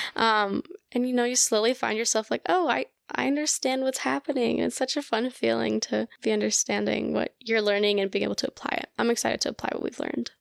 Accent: Colorado, United States; first language Russian; English is a second language; I am from Colorado, born and raised

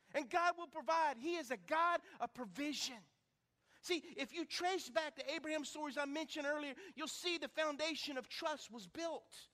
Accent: Lake Charles, Louisiana, United States; growing up in Lake Charles on Cactus Drive, 1221 Cactus Drive

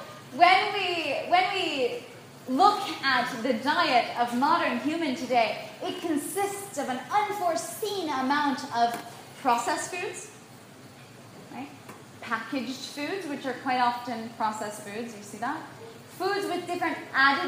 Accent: United States; I was born in the United States

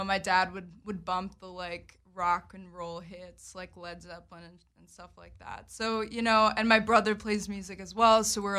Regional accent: Berwyn, Pennsylvania, United States; moved away; I grew up in Berwyn, Pennsylvania.

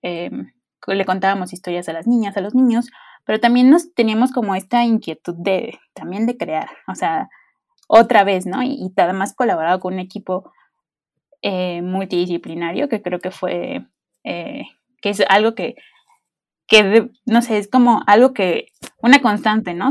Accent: Veracruz, Mexico; Yo soy veracruzana

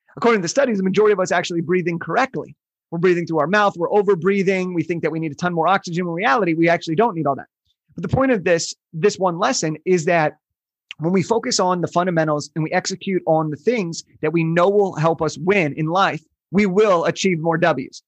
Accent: Southern California, United States; I was born in Southern California

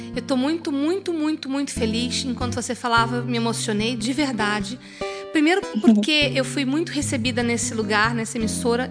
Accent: Goiânia, Goiás, Brazil; Eu sou de Goiânia

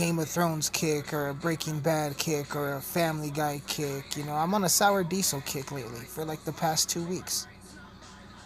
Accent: Colorado, United States; I'm from Colorado. I'm recording this in Colorado

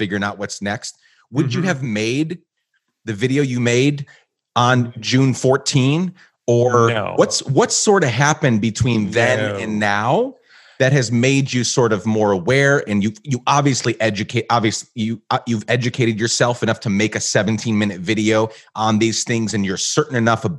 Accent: Guatemala; And I grew up in Guatemala. Well, around that time, we actually moved to Guatemala for 10 years.

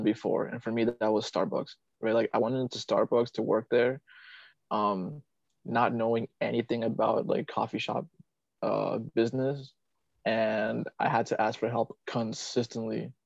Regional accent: Virginia, United States; also born or lived in Vietnam; Here in my hometown in Virginia

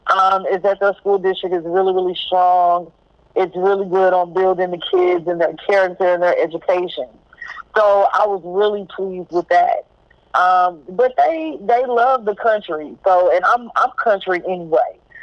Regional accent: Corsicana, Texas, United States; moved away as an adult; also born or lived in Dallas; I'm originally from Corsicana. Mm-hmm. So I used to live on 14th Street behind the ice factory

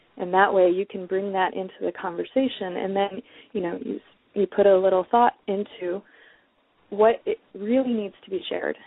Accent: Detroit, Michigan, United States; moved away; also born or lived in West Coast; I'm originally from Detroit, and um, Detroit people are often very outspoken. And so there is definitely part of that within the way that I was raised to be outspoken

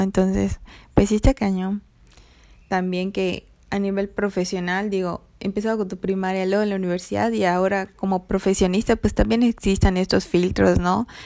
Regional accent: Mexico; yo era como la mexicana morena, de tez morena

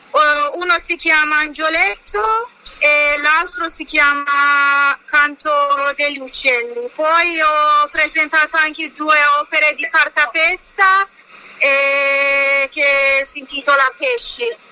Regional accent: Iran; Italian is a second language; moved away as an adult; also born or lived in Florence, Italy; now in Italy; vengo dall'Iran, eh, ma abito in Italia

